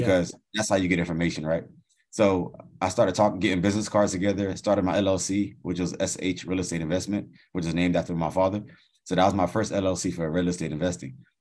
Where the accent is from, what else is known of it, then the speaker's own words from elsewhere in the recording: United States; I was born in the States